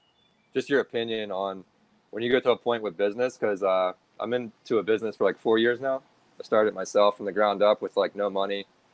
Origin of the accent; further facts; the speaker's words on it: Pennsylvania, United States; now in San Diego, United States; I'm from Pennsylvania, but I'm actually living in San Diego